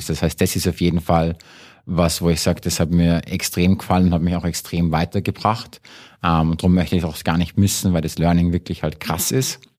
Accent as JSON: {"language": "German", "region": "Salzburg", "country": "Austria", "moved": "yes", "said": "ursprünglich aus Salzburg, äh, war lange Zeit weg. Das heißt, in Deutschland sagen sie immer, ich bin ein Ösi und in Österreich glauben sie immer, ich bin ein Deutscher."}